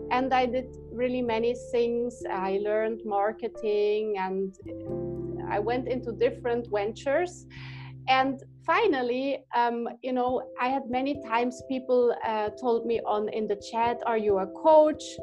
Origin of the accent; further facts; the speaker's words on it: Switzerland; I grew up in Switzerland